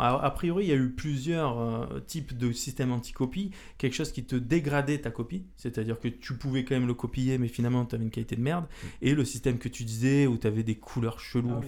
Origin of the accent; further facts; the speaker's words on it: Marseille, Provence-Alpes-Côte d'Azur, France; now in Orléans, France; je viens de Marseille, j'arrive ici dans notre belle ville d'Orléans